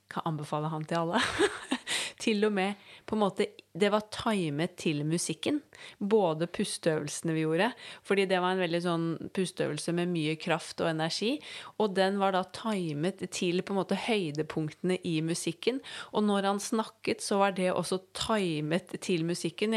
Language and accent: Norwegian; Norway; her hjemme i Norge